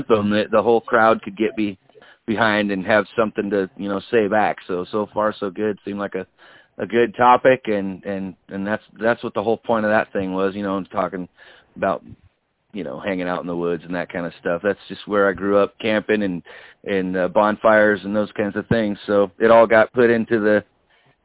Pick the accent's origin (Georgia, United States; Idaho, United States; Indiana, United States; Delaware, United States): Idaho, United States; Cambridge; in Cambridge right here in my hometown